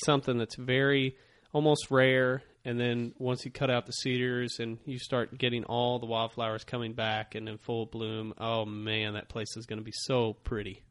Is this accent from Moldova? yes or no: no; Ozark Mountains, the Ozarks, United States; growing up here in the Ozark Mountains